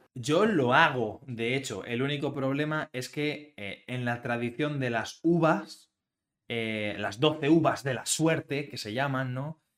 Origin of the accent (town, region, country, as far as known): Spain